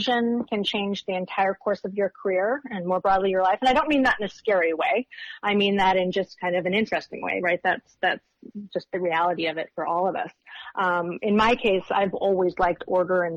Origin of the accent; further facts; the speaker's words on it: California, United States; moved away as an adult; now in Washington, D.C., United States; I was from California